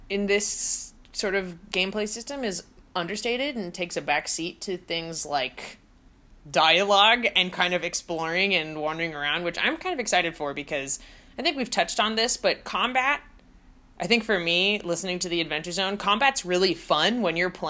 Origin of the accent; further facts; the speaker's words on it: Los Angeles, California, United States; I grew up in Los Angeles